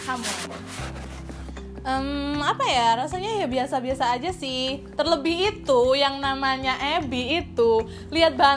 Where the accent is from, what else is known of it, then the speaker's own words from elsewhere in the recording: West Java, Indonesia; karena aku dari Sunda gitu ya kak ya, jadinya mungkin uh, awalnya takut kalau misal ternyata beda karakter akhirnya nggak cocok gitu loh. Tapi ternyata karena emang udah lama juga di Jawa Timur